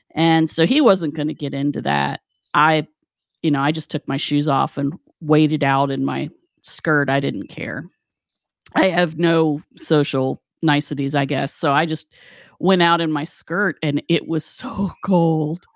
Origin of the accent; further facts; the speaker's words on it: West Virginia, United States; moved away; growing up in West Virginia